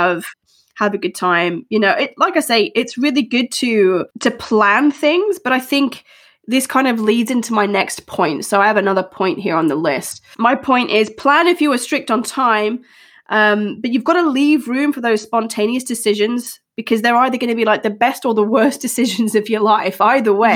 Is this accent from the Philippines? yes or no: no; Australia; now in United Kingdom; growing up in Australia